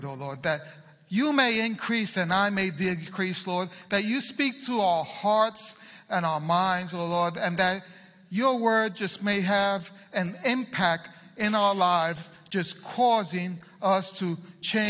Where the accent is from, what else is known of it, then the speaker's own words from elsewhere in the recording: Puerto Rico; I'm Puerto Rican.